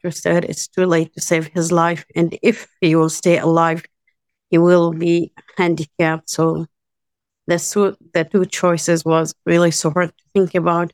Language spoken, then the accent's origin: English; Jordan; moved away as an adult; now in Battir, Palestine; I was born and raised in Jordan because my family originally from Bethlehem